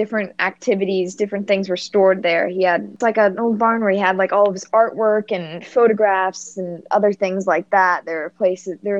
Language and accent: English; United States; accent: Yankee; my Yankee accent